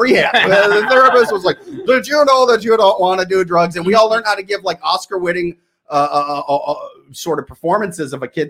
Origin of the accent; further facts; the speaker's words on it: Midwest, United States; we're from the Midwest.